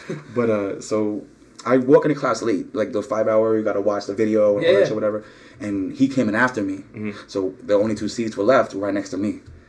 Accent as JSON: {"language": "English", "town": "New York City", "region": "New York", "country": "United States", "tie": "born or raised there", "also_born_or_lived": "Staten Island / Brooklyn", "said": "I'm born in Brooklyn, but been back and forth, Staten Island, Brooklyn, pretty much my whole life. And I started high school at Fort Hamilton High School in Brooklyn, Bay Ridge."}